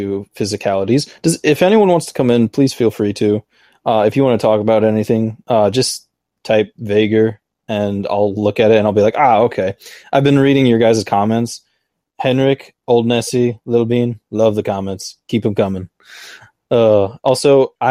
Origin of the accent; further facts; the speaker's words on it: United States; I'm an American.